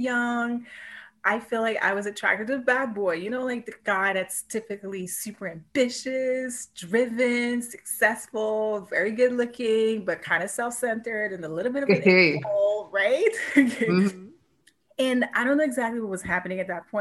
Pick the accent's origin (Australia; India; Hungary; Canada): Canada; Montreal, Quebec; moved away as an adult; also born or lived in Vancouver; I was born and raised in Montreal, right? That's where all my friends and family are